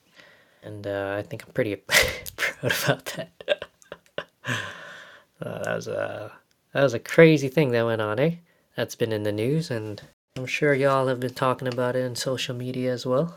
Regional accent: Winnipeg, Manitoba, Canada; growing up in Winnipeg, Manitoba, Canada

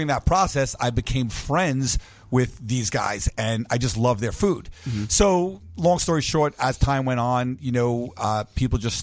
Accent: New York, United States; I'm from New York

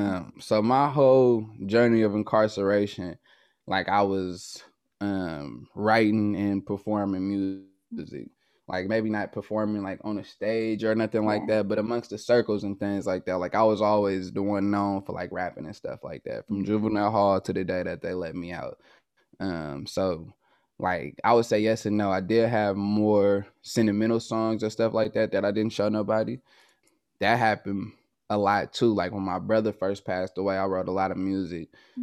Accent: Oakland, California, United States; I'm from Oakland, California. So I was in the Northern California car, in the Bay Area car to be exact.

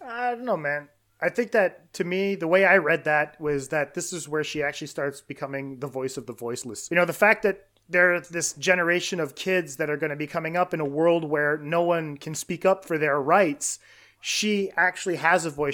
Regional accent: Canada; I'm Canadian

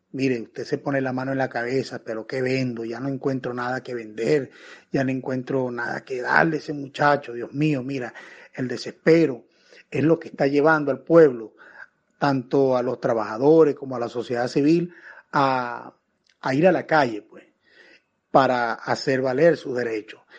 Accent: Venezuela; Vale, nosotros somos venezolanos. La cédula de nosotros dice venezolano

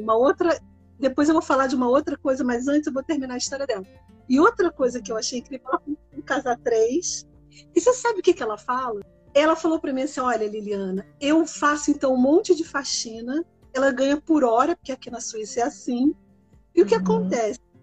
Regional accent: Rio de Janeiro, Brazil; moved away as an adult; now in Switzerland; eu sou do Rio. Acho que dá para perceber um pouco pelo sotaque

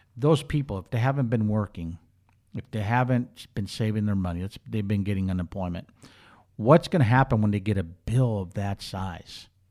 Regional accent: Minneapolis, Minnesota, United States; moved away as an adult; also born or lived in Charlotte, North Carolina; now in Bakersfield, United States; I grew up in Minneapolis, went to school in Minneapolis

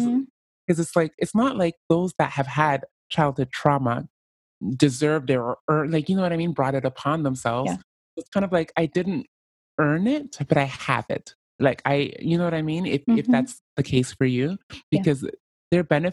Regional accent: Canada; Like, as a Canadian, I am not the most oppressed group because there's somebody below me, the Native Americans.

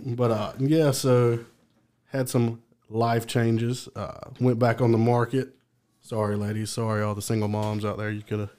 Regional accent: Dothan, Alabama, United States; moved away as an adult; also born or lived in Auburn, Alabama; now in Birmingham, United States; I'm from Dothan, went to school in Auburn, then moved to Birmingham.

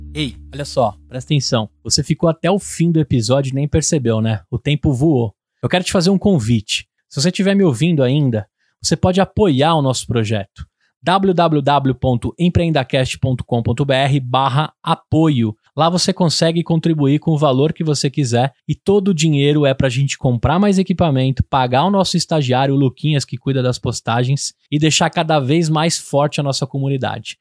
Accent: Brazil; como brasileiro

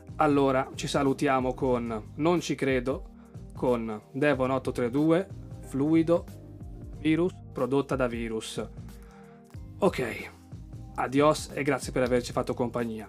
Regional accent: Lake Garda area, Lombardy, Italy; delle mie parti del lago di Garda

